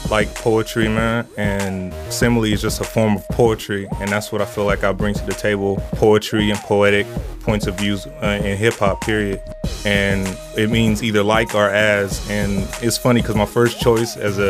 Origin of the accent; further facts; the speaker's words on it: Dallas, Texas, United States; also born or lived in Milwaukee / Seattle / Los Angeles; Man, I'm from all over, man. I grew up in Dallas, Texas, man. I grew up in Milwaukee, Seattle. But my real home is here in Southern California, Los Angeles, and Pomona and the IE period, man.